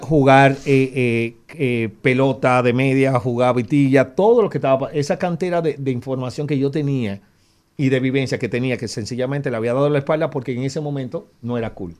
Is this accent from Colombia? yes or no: no; Dominican Republic; lo que somos como dominicanos